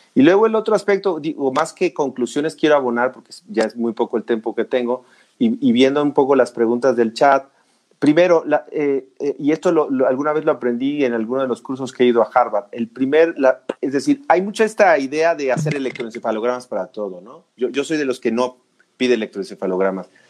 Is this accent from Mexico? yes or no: yes; Mexico; todos somos mexicanos